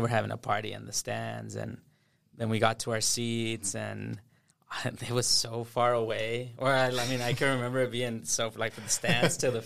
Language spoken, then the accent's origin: English; Austin, Texas, United States; also born or lived in Rio Grande Valley, Texas; I grew up in Austin. We moved here about 2004 or so. I was about 8 years old